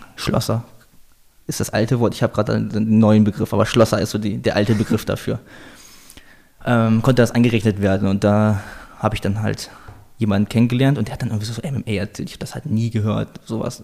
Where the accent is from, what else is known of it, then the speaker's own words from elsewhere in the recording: Salzgitter, Lower Saxony, Germany; moved away as an adult; also born or lived in Hildesheim, Germany; now in Vienna, Austria; Ich bin geboren in Salzgitter